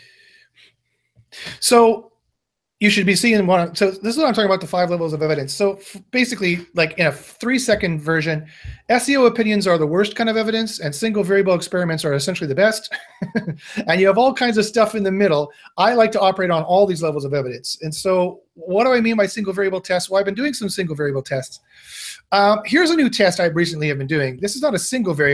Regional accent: Winnipeg, Manitoba, Canada; I grew up in Winnipeg, Manitoba, Canada.

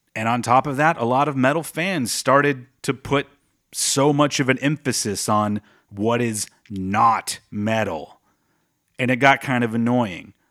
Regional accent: Texas, United States; my home state of Texas

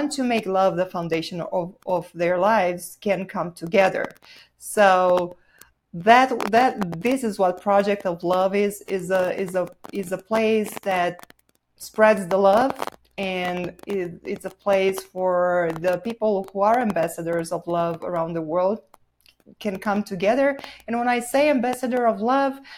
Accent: Bucharest, Romania; English is a second language; moved away as an adult; also born or lived in Southern California; now in Sedona, United States; I'm originally from Romania, so I was born and raised there.

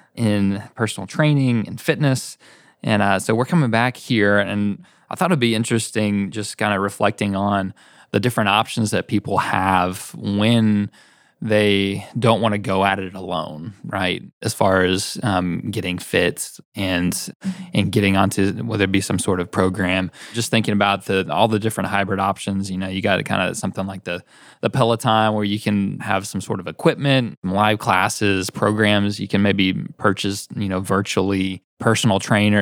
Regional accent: Knoxville, Tennessee, United States; also born or lived in Chattanooga; I grew up here in Knoxville

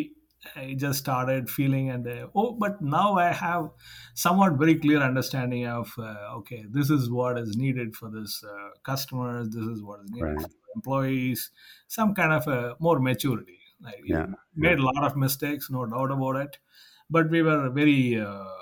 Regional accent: Madurai, Tamil Nadu, India; now in Sacramento, United States; we are starting a huge campus in Madurai, my hometown

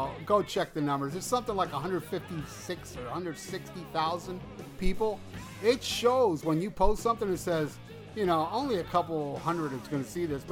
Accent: United States; I'm also an American. I was born in America. That makes me American, not Cuban. I'm an American with Cuban blood

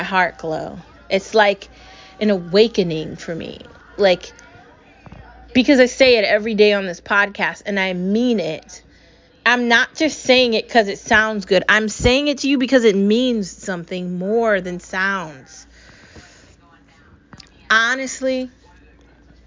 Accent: United States; I was born here. I've lived here my entire life

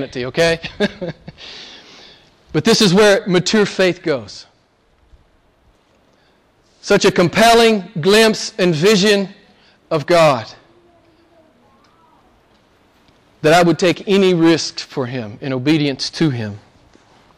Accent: United States; moved away; I'm from the States, I grew up in the States, and went to seminary in the States

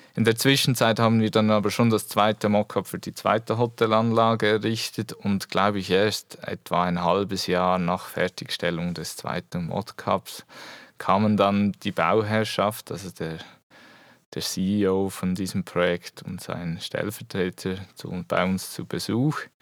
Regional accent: Switzerland; moved away as an adult; also born or lived in Biel; now in Eastern Switzerland, Switzerland; ich komme eigentlich aus der Region Basel

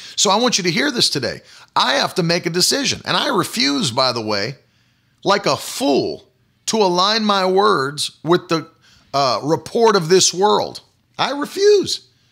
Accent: West Virginia, United States; colloquialisms that I grew up with in West Virginia

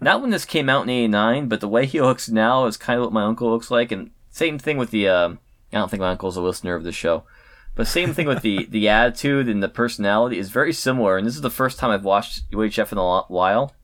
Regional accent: Connecticut, United States; when I was growing up in Connecticut

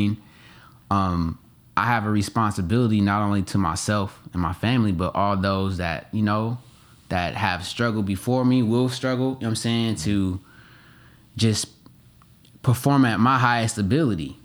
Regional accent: Oakland, California, United States; moved away as an adult; also born or lived in Atlanta; I grew up in Oakland, but I became a, a man in Atlanta

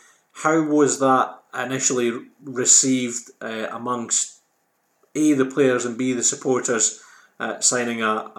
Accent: Edinburgh, Scotland, United Kingdom; moved away as an adult; now in Inverness, United Kingdom; I'm an incomer. I'm from Edinburgh. I've only been in Inverness 15 years.

